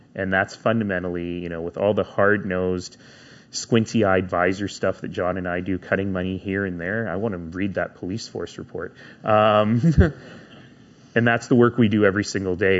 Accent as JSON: {"language": "English", "town": "Calgary", "region": "Alberta", "country": "Canada", "tie": "born or raised there", "said": "I grew up in East Calgary in a family, first generation Canadian, in a family that didn't have a lot of money"}